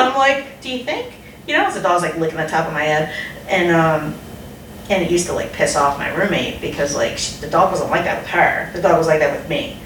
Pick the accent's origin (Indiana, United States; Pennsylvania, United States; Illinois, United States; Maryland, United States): Pennsylvania, United States; Philadelphia; moved away; I'm from Philly